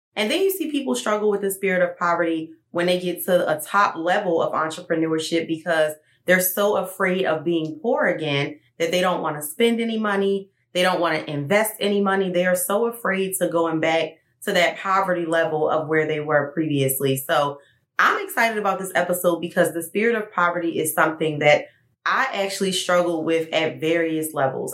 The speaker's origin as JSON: {"language": "English", "town": "Baltimore", "region": "Maryland", "country": "United States", "tie": "born or raised there", "moved": "yes", "said": "Even though I'm from Baltimore"}